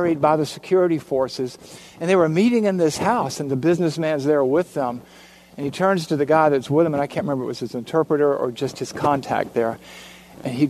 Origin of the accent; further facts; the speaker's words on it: Savannah, Georgia, United States; in Savannah, Georgia, my hometown